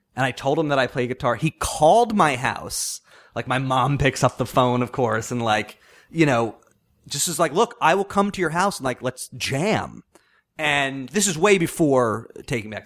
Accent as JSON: {"language": "English", "area": "Long Island", "region": "New York", "country": "United States", "tie": "born or raised there", "said": "growing up on Long Island"}